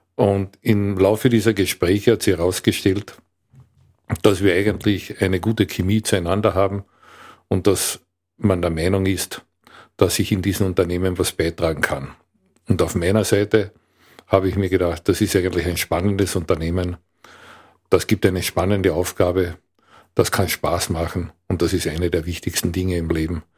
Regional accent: Villach, Carinthia, Austria; also born or lived in Klagenfurt / Graz; Ich komme aus Kärnten, aus Villach konkret

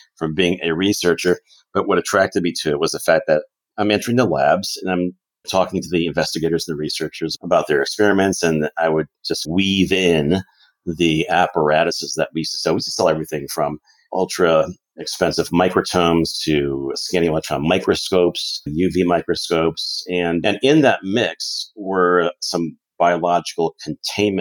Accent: Connecticut, United States; now in Arizona, United States; when I was a young lad in Connecticut, growing up in Connecticut

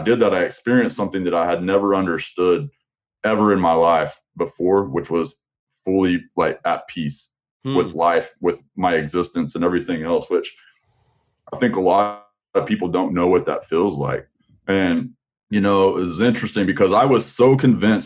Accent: Amarillo, Texas, United States; now in Dallas-Fort Worth, United States; I was originally from the Panhandle area

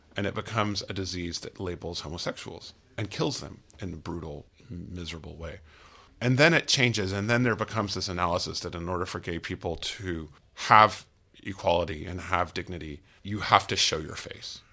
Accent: United States; as an American

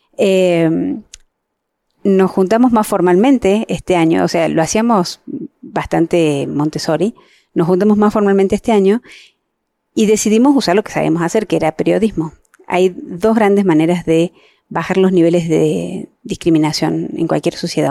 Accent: Mexico; yo soy mexicana

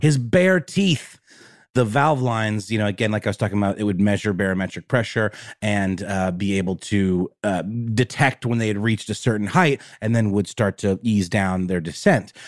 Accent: Augusta, Georgia, United States; my hometown of Augusta, Georgia

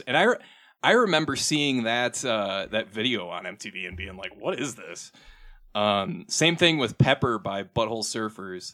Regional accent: Minnesota, United States; talk like I'm from Minnesota now, 'cause I am from Minnesota.

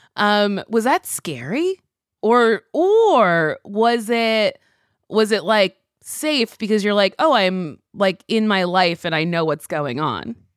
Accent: New Jersey, United States; moved away as an adult; also born or lived in New York; now in Los Angeles, United States; I grew up in Jersey, we would go to the city a lot

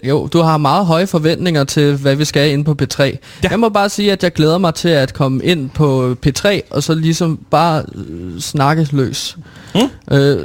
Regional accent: Herlev, Capital Region of Denmark, Denmark; derhjemme i Herlev, hvor jeg altså kommer fra

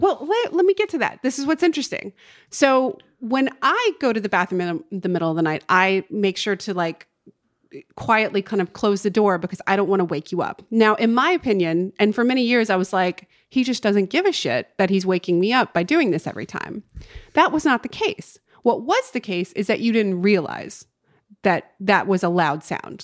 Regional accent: North Carolina, United States; now in Los Angeles, United States; my hometown in North Carolina

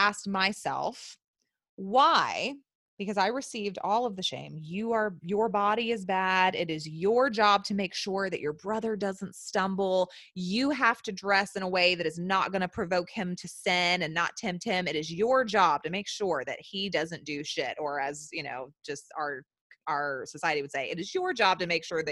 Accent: the Bible Belt, the South, United States; I was born and raised in the South, in the Bible Belt

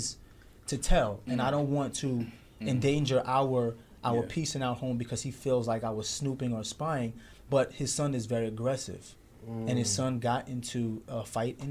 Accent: New York City, New York, United States; we grew up in Brooklyn during the 90s

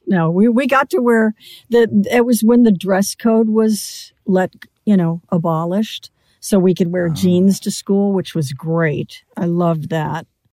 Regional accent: Beverly Hills, California, United States

